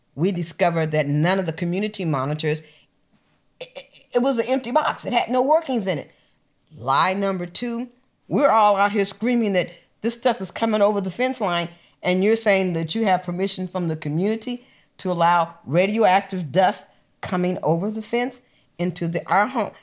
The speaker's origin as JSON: {"language": "English", "region": "Missouri", "country": "United States", "tie": "born or raised there", "moved": "yes", "said": "I was born in Missouri, so you gotta show me"}